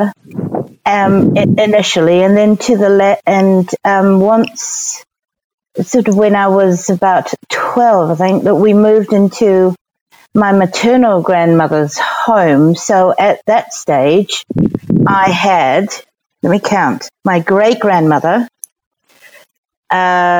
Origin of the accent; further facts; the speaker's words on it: Singapore; now in New Zealand; growing up in Singapore was pretty magical